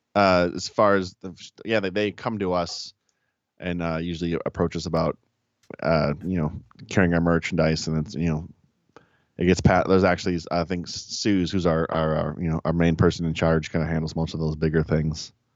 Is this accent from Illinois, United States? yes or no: yes; Chicago, Illinois, United States; growing up in Chicago